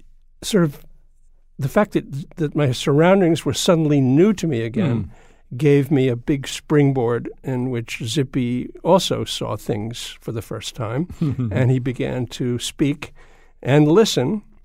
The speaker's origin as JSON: {"language": "English", "area": "Long Island", "region": "New York", "country": "United States", "tie": "born or raised there", "also_born_or_lived": "San Francisco", "moved": "yes", "lives_now": "Connecticut, United States", "said": "I had never lived in Connecticut. Mm. I had grown up on Long Island, but Connecticut was still unknown to me."}